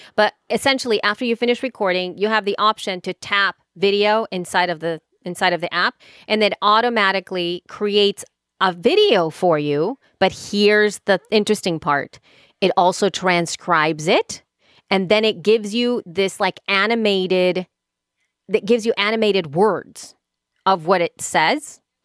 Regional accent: El Salvador; English is a second language; now in United States; I grew up in El, in El Salvador

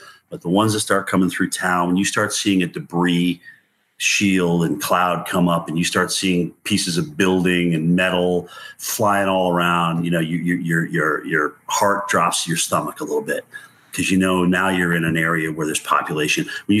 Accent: Appalachia, United States; I grew up in Appalachia. I love it. Being in the South, it's just a southern extent of the same mountain chain I grew up on.

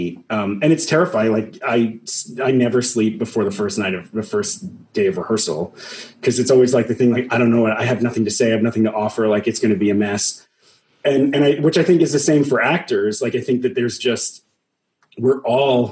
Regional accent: Long Island, New York, United States; I grew up on Long Island, and I had this amazing theater program in my high school

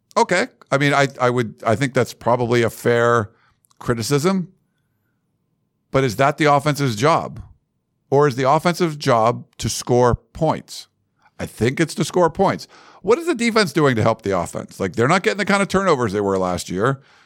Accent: Massachusetts, United States; moved away; we're both from Massachusetts

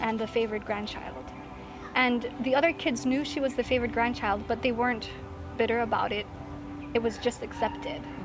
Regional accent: Hilo, Hawaii, United States; I'm from Hilo, Hawaii

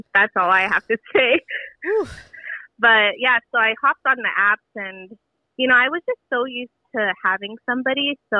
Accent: Los Angeles, California, United States; So I'm from LA, close to, like, East LA, Pasadena area.

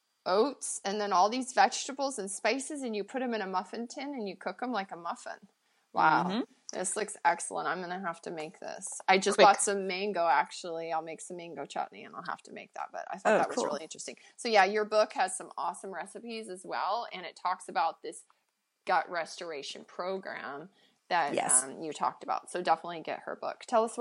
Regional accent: Montana, United States; now in Pacific Northwest, United States; Where I grew up in Montana, we had forests, but here in the Pacific Northwest we have like rainforest

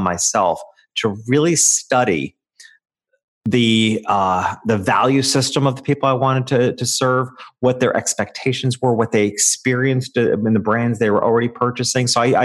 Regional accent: upstate New York, United States; moved away; I returned to my hometown, which is a small country town in upstate New York.

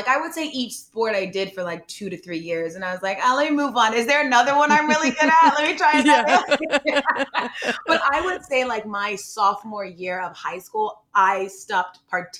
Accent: Georgia, United States; moved away as an adult; also born or lived in St. Louis, Missouri / Chicago, Illinois / Los Angeles, California; Then I moved to Georgia when I was six. So just from maybe 0 to 6, I was in a bunch of places. But six on to school at University of Illinois, I lived in Georgia. So bulk of my life, I was down south.

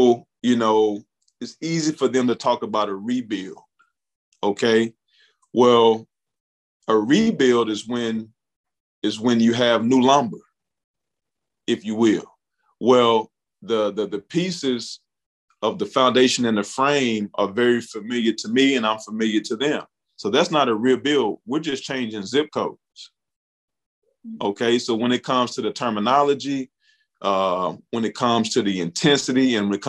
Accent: Bootheel of Missouri, United States; I'm from the Boot Hill of Missouri. We call it the Boot. We take a lot of pride in being from the Boot.

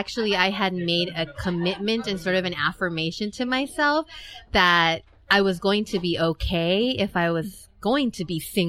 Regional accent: San Francisco, California, United States; moved away as an adult; also born or lived in Tijuana, Mexico; Yes, I was born and raised in San Francisco.

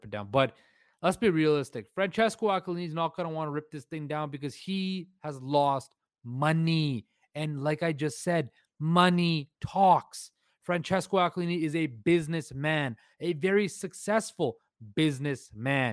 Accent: Surrey, British Columbia, Canada; moved away as an adult; also born or lived in Vancouver; now in Toronto, Canada; born and raised in Surrey, British Columbia. Vancouver is my home. Lived there for 25 years of my life. I'm in Toronto right now

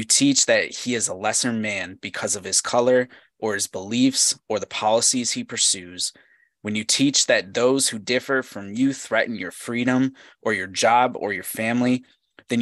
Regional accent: United States; my experience as an American

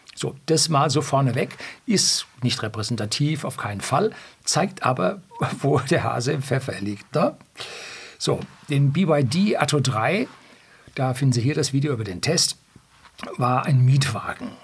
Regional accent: Germany; bei uns in Deutschland

